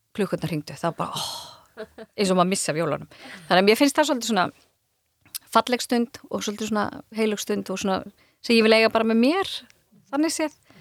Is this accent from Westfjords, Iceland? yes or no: yes; Dýrafjörður, Westfjords, Iceland; ég er úr dýrafjörðunum